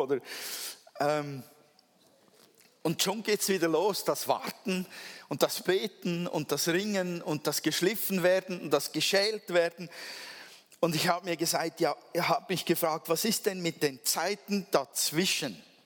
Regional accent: Switzerland; Ich bin ja Schweizer

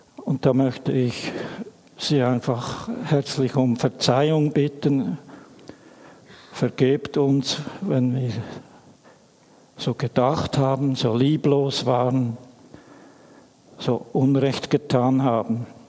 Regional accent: Emmental, Bern, Switzerland; Ich bin in einer Familie aufgewachsen im Emmental

